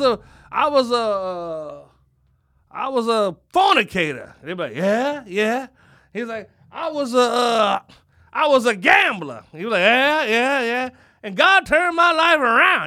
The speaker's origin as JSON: {"language": "English", "town": "Philadelphia", "region": "Pennsylvania", "country": "United States", "said": "I'm from Philadelphia"}